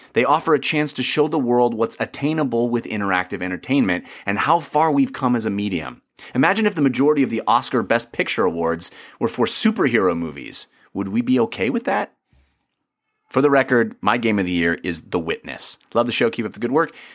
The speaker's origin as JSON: {"language": "English", "country": "United States", "said": "as an American"}